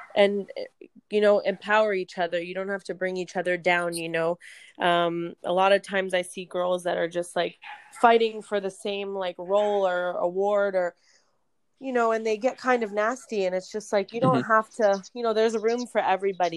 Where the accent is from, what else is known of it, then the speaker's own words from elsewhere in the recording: Florida, United States; moved away as an adult; also born or lived in New Jersey / California; now in Las Vegas, United States; I'm actually originally from New Jersey. I grew up in Florida